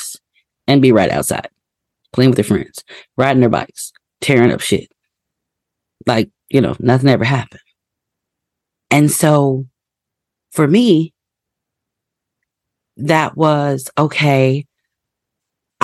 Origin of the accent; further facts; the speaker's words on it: Indiana, United States; I was born and raised in the Midwest in Indiana